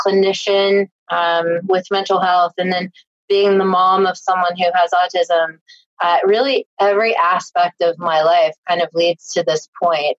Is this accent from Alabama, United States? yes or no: no; Tennessee, United States; I grew up in Tennessee